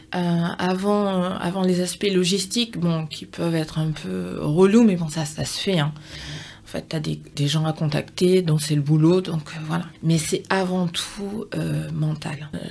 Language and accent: French; Bordeaux region, Nouvelle-Aquitaine, France; moved away as an adult; also born or lived in England; now in Martinique; je suis née euh, en Martinique. Je suis, j'ai suivi ma mère dans l'Hexagone, donc j'avais 6 ans. Donc j'ai grandi presque toute ma vie dans la région bordelaise